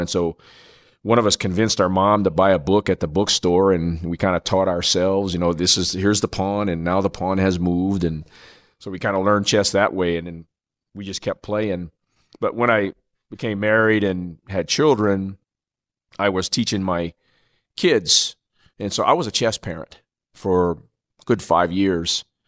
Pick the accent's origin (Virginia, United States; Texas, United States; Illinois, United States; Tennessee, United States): Virginia, United States; Norfolk; my hometown in Norfolk, Virginia